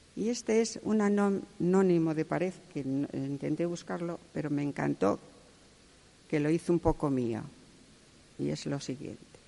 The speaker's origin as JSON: {"language": "Spanish", "town": "Salas", "region": "Asturias", "country": "Spain", "tie": "born or raised there", "also_born_or_lived": "Gijón", "said": "nací en Salas, en un pueblecito llamado Godán"}